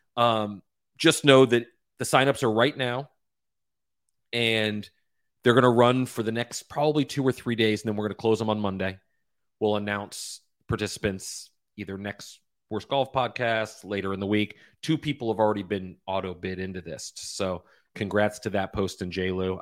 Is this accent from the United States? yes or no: yes; Florida, United States; I grew up playing golf in Florida